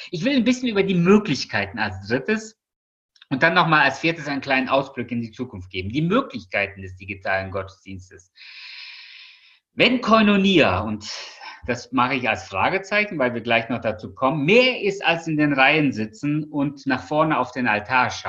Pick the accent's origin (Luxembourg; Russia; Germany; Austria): Russia; born there; Ich bin zwar in Russland geboren, aber ich habe es ja nicht mehr erlebt.